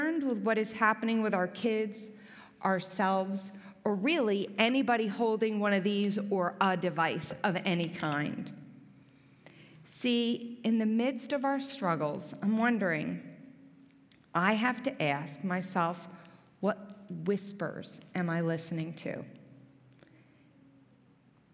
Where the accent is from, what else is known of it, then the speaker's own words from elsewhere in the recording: New Jersey, United States; also born or lived in Philadelphia, Pennsylvania; now in Gibsonia, United States; I'm actually from New Jersey. Some people notice when I say the word water, I don't mean to say it different